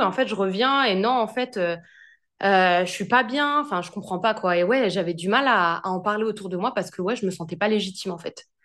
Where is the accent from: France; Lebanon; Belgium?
France; moved away as an adult; also born or lived in Australia; now in London, United Kingdom